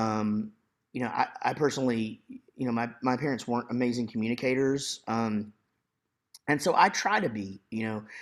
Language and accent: English; Wichita Falls, Texas, United States; I grew up in Wichita Falls, Texas.